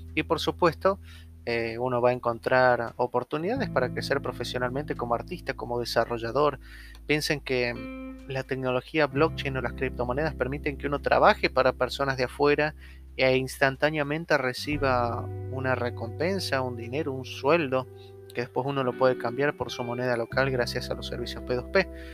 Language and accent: Spanish; Argentina